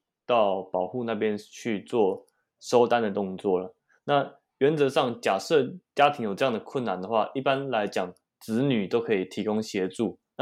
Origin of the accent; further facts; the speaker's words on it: Taoyuan, Taiwan; 哎，为什么我桃园人不能买？我也是善良的公民啊